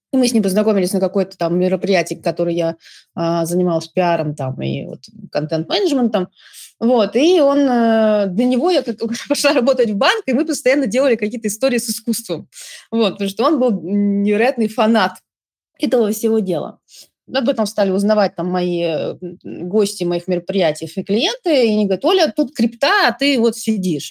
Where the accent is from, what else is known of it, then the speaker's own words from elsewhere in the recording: Saint Petersburg, Russia; moved away; also born or lived in Moscow; я выросла в Петербурге